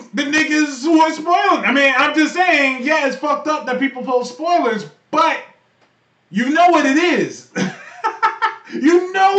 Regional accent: Bay Area, California, United States; I'm from California, where in the Bay Area, where we have thick chicks everywhere and thick Latinas. That's just where I came from.

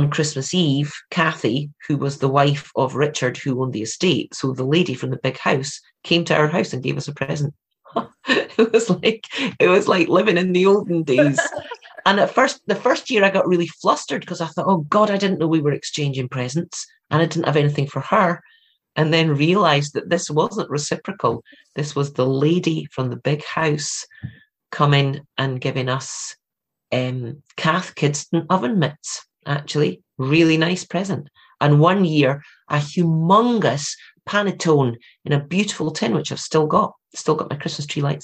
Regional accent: Scotland, United Kingdom; So I was brought up on Halloween.

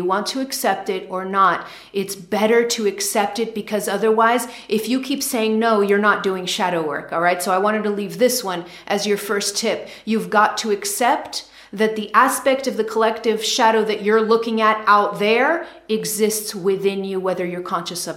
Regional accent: United States; I'm American

